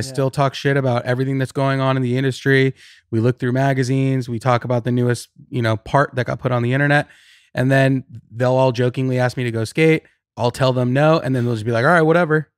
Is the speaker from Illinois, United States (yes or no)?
no; Riverside, California, United States; now in Los Angeles, United States; I grew up in Riverside